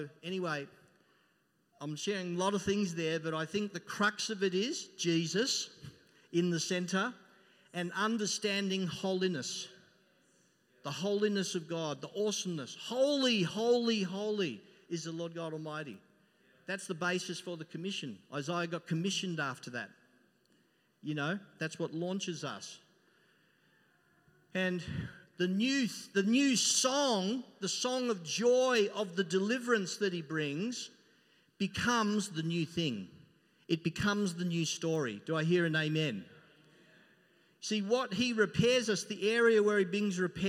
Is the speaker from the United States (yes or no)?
no; Melbourne, Victoria, Australia; I come from Melbourne and, you know, you walk down Collins Street